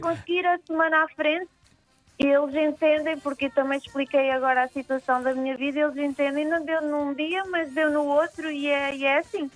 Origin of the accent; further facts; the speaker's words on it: São Jorge, Santo Antão, Cape Verde; moved away as an adult; resolvi vir para São Jorge fazer ah, isto aqui porque é a minha terra, é a minha ilha